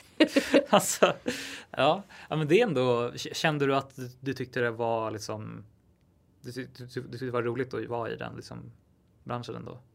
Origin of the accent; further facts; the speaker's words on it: Täby, Stockholm County, Sweden; jag är uppväxt utanför Stockholm i Täby